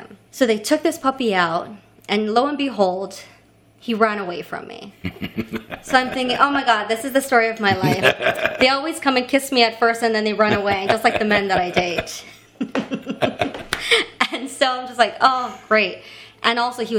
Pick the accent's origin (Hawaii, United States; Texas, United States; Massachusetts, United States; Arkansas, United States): Hawaii, United States; Kailua-Kona; moved away as an adult; also born or lived in Honolulu, Hawaii; now in New York, United States; So I'm originally from Hawaii